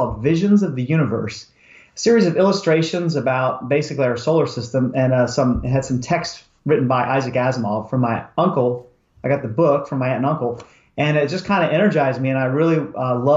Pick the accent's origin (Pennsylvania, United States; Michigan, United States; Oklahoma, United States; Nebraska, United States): Pennsylvania, United States; moved away as an adult; also born or lived in Maryland / Texas / California; I grew up in Pennsylvania